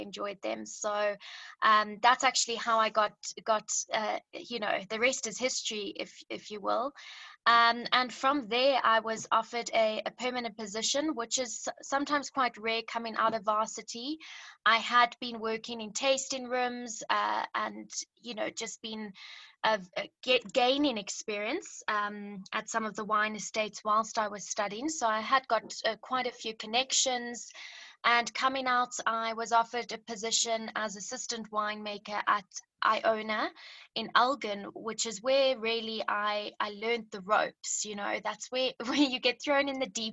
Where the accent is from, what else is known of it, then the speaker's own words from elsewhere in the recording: Zimbabwe; also born or lived in Cape Town, South Africa; now in South Africa; I'm from Zimbabwe originally, so grew up in the bush